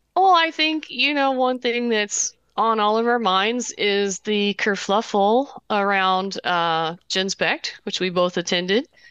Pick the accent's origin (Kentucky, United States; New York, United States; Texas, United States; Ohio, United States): Kentucky, United States; Southern Indiana and; accent: Kentucky; moved away; Southern Indiana and, uh, Kentucky